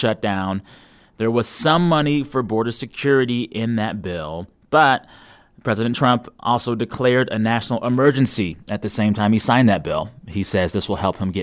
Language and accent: English; San Antonio, Texas, United States; moved away; Coming to you from my hometown of San Antonio, Texas this week